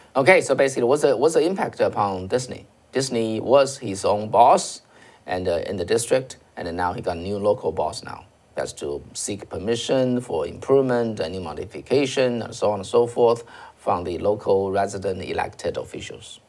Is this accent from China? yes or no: yes; China; moved away; I'm coming from China